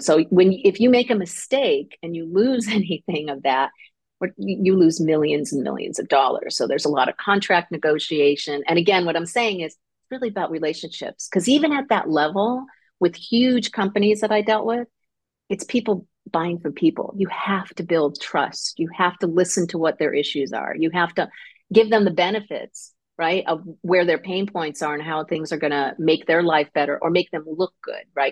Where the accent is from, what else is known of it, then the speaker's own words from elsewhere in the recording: Connecticut, United States; moved away as an adult; also born or lived in Seal Beach; now in Long Beach, United States; I grew up in Connecticut, so I'm an East Coast person.